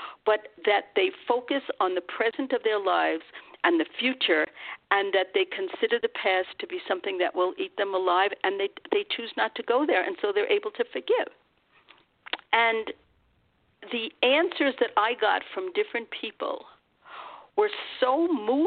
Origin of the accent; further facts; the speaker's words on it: United States; I'm an American